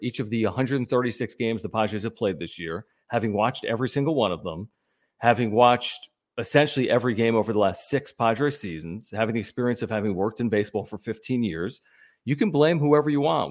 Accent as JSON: {"language": "English", "town": "Philadelphia", "region": "Pennsylvania", "country": "United States", "said": "I'm from Philadelphia"}